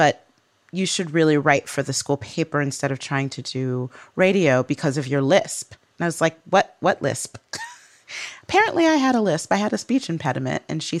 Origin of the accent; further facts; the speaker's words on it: Midwest, United States; accent: Midwestern; She also got rid of my Midwestern accent.